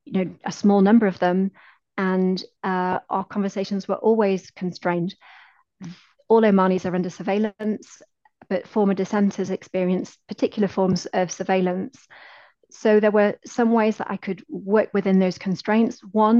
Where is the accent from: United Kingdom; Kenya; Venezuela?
United Kingdom; my positionality as a British researcher